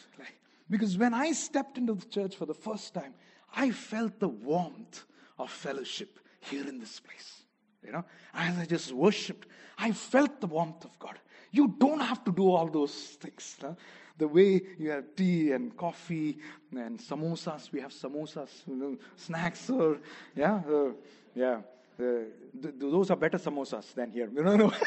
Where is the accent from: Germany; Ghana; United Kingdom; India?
India; Kerala; first language Malayalam; English is a second language; moved away; I'm from Kerala, from South India